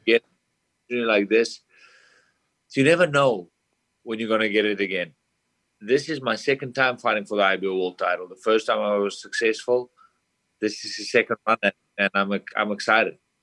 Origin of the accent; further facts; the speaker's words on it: South Africa; moved away as an adult; now in United States; I'm from South Africa, a small town. I came over to America with no family, no friends, no one